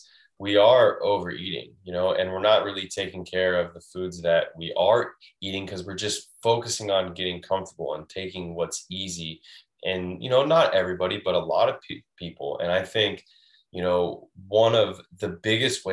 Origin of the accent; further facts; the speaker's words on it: Washington, United States; now in Florida, United States; I'm originally from Washington State, where you can just pour right out of the sink